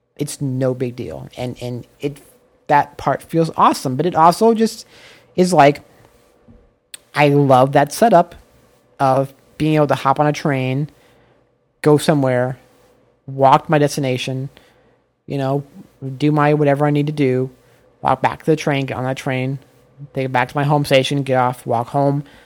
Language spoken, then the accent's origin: English; United States; moved away; as an American